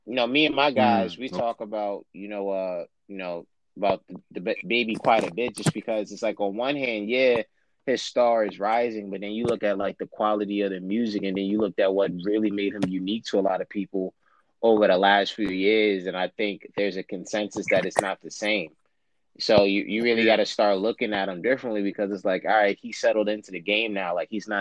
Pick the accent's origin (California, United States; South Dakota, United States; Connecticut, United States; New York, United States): New York, United States; I'm from New York